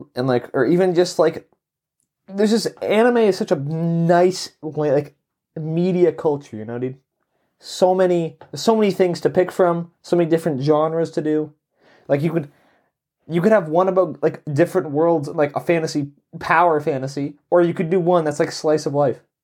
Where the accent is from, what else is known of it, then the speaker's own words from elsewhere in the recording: Canada; I grew up in Canada